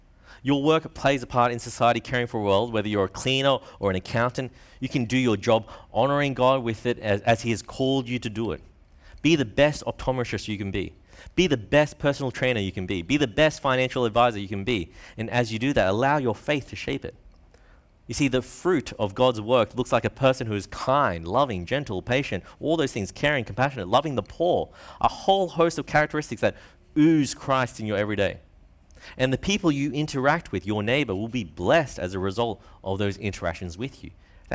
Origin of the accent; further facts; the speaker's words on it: Brisbane, Queensland, Australia; here living in Brisbane, growing up in Brisbane. Many of us are from privileged homes.